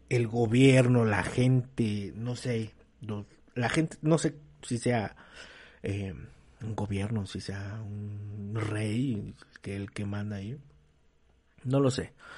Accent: Mexico; nosotros como mexicanos

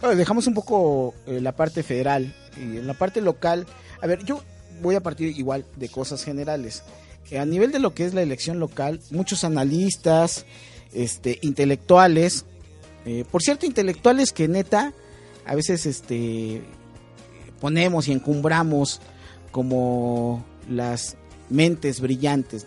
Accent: Mexico City, Mexico; soy de Cuauhtémoc

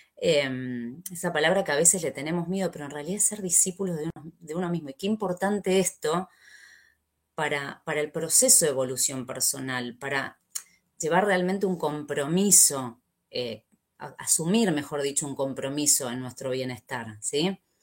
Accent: Argentina; soy argentina

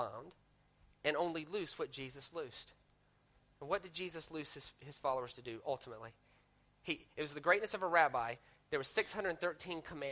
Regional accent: the South, United States; I grew up in the South in America

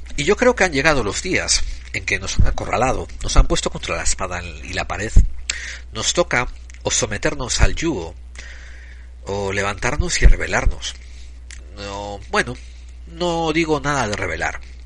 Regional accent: Spain; moved away; soy un español en el exilio

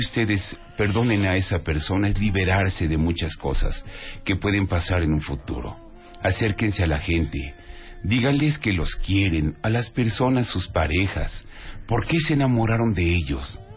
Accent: Mexico; Ahí demostramos como mexicanos que sabemos acariciar.

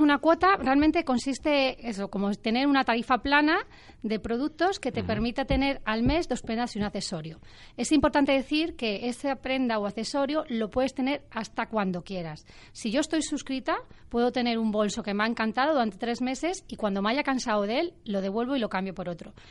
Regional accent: A Coruña, Galicia, Spain; yo he vivido desde muy pequeña también con Inditex, yo soy de Coruña

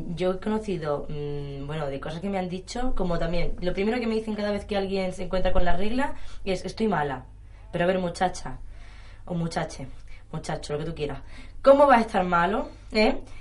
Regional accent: Melilla, Spain; yo soy de Melilla

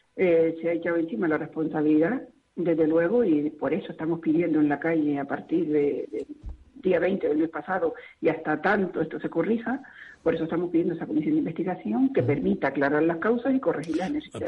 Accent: Spain; como ciudadana eh, de este país

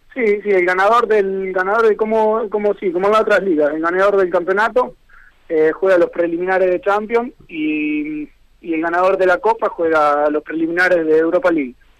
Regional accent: Conesa, Buenos Aires, Argentina; moved away as an adult; also born or lived in San Nicolás, Argentina; now in San Marino; nací en San Nicolás, ahí soy del pueblo de Conesa, que está a 20 kilómetros de San Nicolás

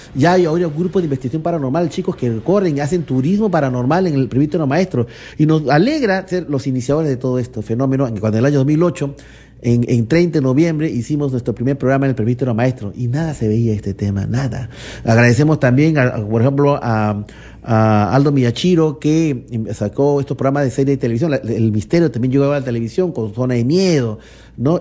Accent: Lima, Peru; yo soy limeño

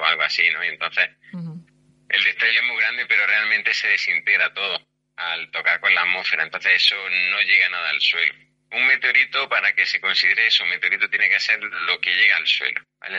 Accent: Granada, Andalusia, Spain; somos de Granada

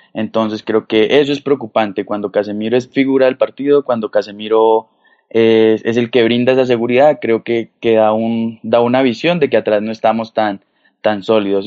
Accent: Colombia; uno como colombiano

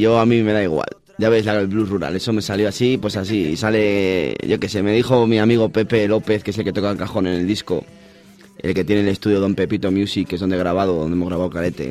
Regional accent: village on the Porma river, Castile and León, Spain; el río de mi pueblo, el Porma

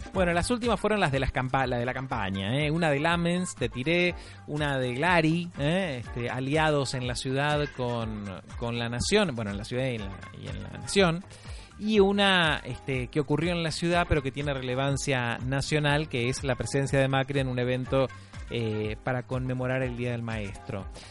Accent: Buenos Aires, Argentina; soy de Villurquiza, la Villurquiza es la 12

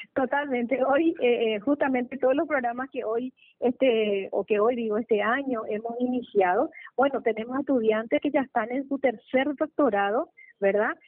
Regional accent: Paraguay; nuestro querido Paraguay

